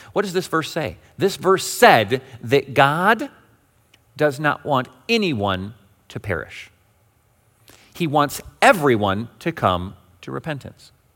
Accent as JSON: {"language": "English", "region": "Western Michigan", "country": "United States", "tie": "born or raised there", "said": "Growing up in Western Michigan, we have multiple denominational headquarters"}